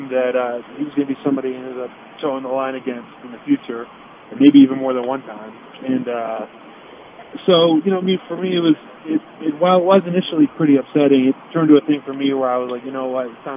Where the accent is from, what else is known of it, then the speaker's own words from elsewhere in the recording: Pennsylvania, United States; I come from Pennsylvania